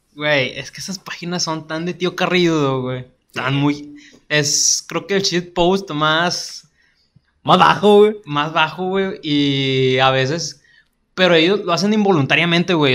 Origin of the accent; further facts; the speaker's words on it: Monterrey, Nuevo León, Mexico; Estamos, somos de Monterrey, slash Guadalupe